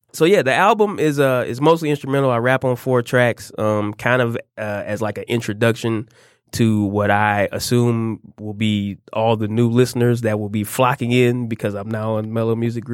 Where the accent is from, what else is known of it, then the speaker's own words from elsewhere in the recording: Detroit, Michigan, United States; I'm born, raised, schooled, currently still living in Detroit, Michigan.